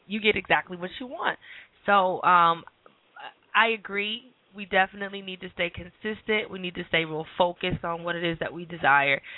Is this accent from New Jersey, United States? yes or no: yes; New Jersey, United States; moved away; I'm from New Jersey. We walk all the time